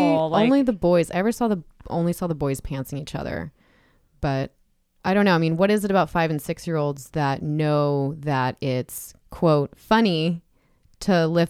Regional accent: San Diego County, California, United States; I grew up in San Diego County.

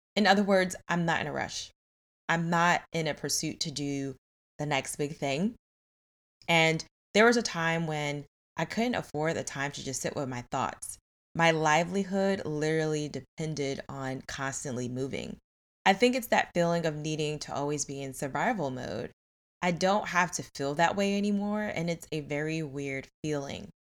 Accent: New York, United States; I grew up in New York

